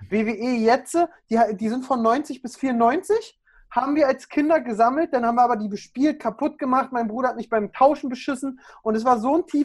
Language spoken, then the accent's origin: German; Berlin, Germany; accent: Berlin; Ja, also ich komme aus Berlin. Ich bin Berliner Junge. Ich kann da auch ganz schnell abschweifen von Sprachgebrauch und ein bisschen mehr Berliner.